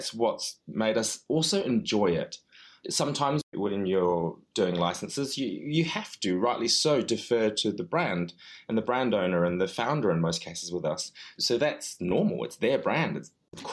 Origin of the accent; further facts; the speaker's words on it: New Zealand; also born or lived in London; now in United Kingdom; as a foreigner to both, you know, coming from New Zealand and being of Chinese background